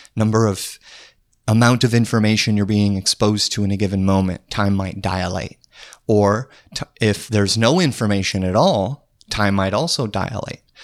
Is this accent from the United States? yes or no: yes; Trenton, North Dakota, United States; moved away; I'm from Trenton, North Dakota. Small town in the middle of North Dakota.